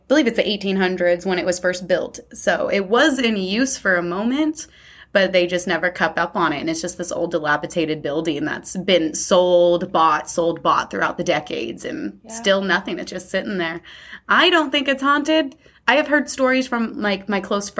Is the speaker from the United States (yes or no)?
yes; Sutter, California, United States; I grew up in Sutter, California. It's a very small town